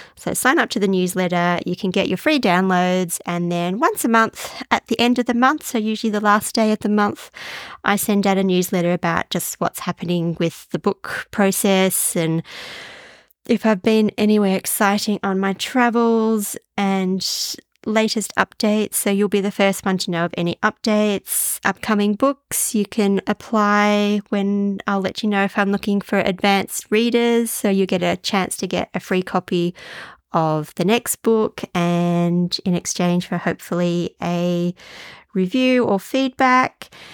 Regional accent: Australia; also born or lived in Denmark; I'm not sure if I could call myself a typical Australian

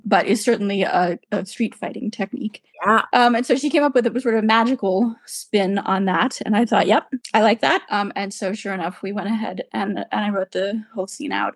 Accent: United States; moved away as an adult; also born or lived in Boston / Manchester, United Kingdom; now in United Kingdom; my background being an American and living over there for 30 years and practicing as a lawyer there, and then moving to the UK

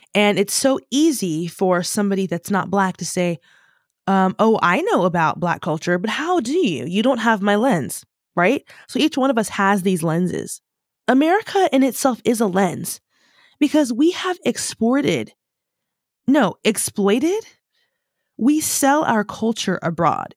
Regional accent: United States; first language English; moved away as an adult; now in United Kingdom; as an American

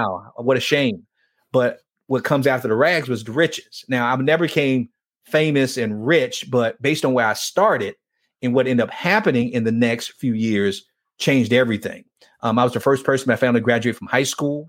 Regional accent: Miami, Florida, United States; growing up in Miami

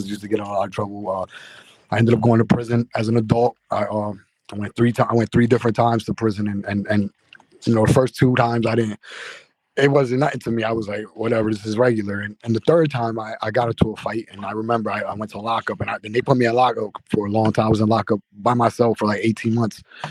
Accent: New Jersey, United States; I'm from Violent, New Jersey. I grew up with three brothers, one sister

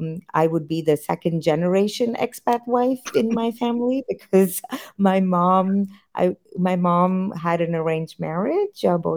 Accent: United States; born there; also born or lived in India; I was born in the United States and I grew up in full periods of time in both countries because my dad's job moved us between the two countries throughout my life till I was 20 years old.

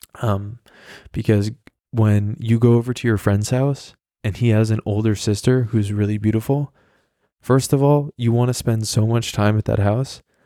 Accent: the Hamptons, New York, United States; I was at a club in my hometown, And this was a club that actually, I mean, it was in the Hamptons

